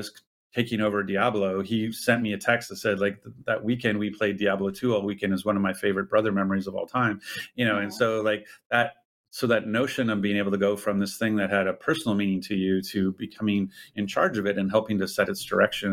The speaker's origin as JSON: {"language": "English", "town": "Ottawa", "region": "Ontario", "country": "Canada", "tie": "born or raised there", "said": "I'm Canadian, I'm from Eastern Canada. Like I was born and raised in Ottawa, Ontario"}